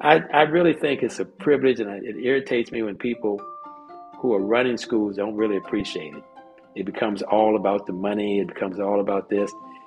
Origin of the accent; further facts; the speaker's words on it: Washington, District of Columbia, United States; also born or lived in West Virginia / Virginia; Well, you know, I like to say I'm from Washington, D.C. That's where I started my martial arts career. But I've lived in Virginia. I've lived in West Virginia.